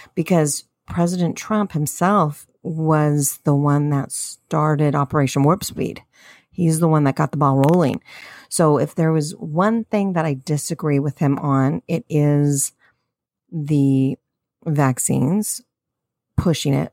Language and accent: English; United States; We're American citizens.